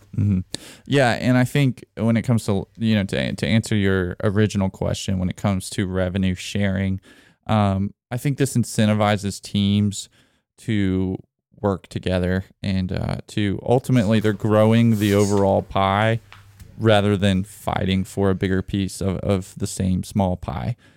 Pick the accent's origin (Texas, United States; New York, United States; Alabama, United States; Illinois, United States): Alabama, United States; grew up in Alabama